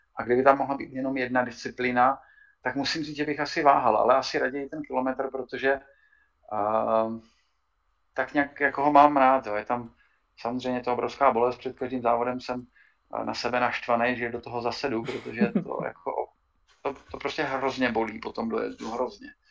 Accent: South Moravian Region, Czechia; já jsem taky Moravák, eh, která je eh, z Hodonínska, z Kijovska. Já jsem částečně taky od, tam, od, od tama

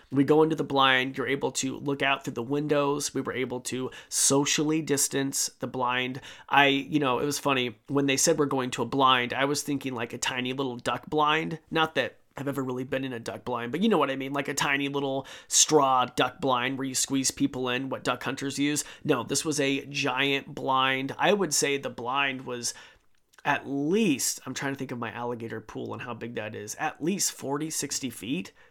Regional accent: Idaho, United States; I'm from Idaho. I live on the Snake River

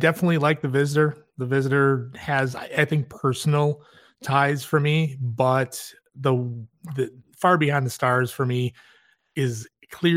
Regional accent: Chicago, Illinois, United States; I'm from Chicago

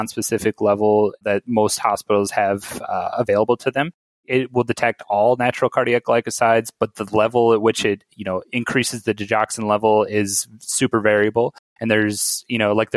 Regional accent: South Dakota, United States; moved away as an adult; now in Chicago, United States; I'm from South Dakota, so didn't really have great ties to Chicago

